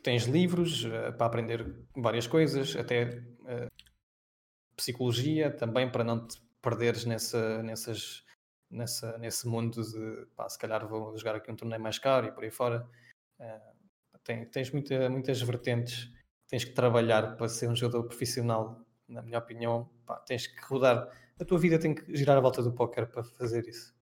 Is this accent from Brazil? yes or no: no; Peniche, Centro, Portugal; moved away as an adult; also born or lived in Belgium / Poland; Eu sou de Peniche